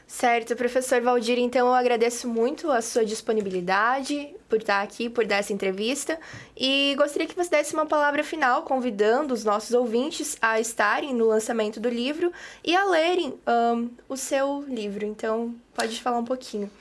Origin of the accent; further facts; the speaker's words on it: interior of Santa Catarina, Brazil; eu sou do interior de Santa Catarina também.